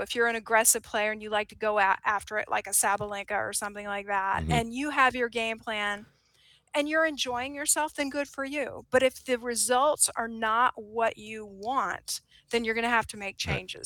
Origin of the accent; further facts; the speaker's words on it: United States; as an American